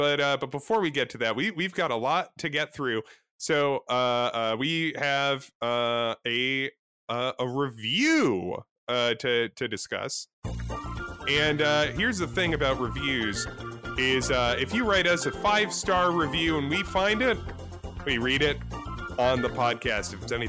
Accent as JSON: {"language": "English", "country": "United Kingdom", "said": "I'm a Brit."}